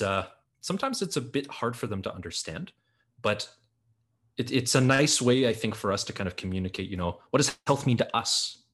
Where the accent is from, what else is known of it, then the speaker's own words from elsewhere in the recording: Listuguj Mi'gmaq First Nation, Quebec, Canada; I'm from Listigouche Mi'kmaq First Nation